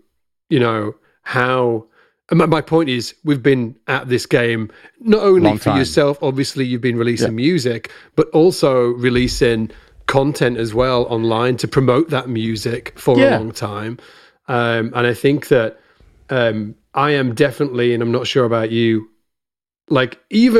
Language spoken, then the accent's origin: English; United Kingdom; just before I was sitting in my kitchen, being very British, eating sausages with ketchup.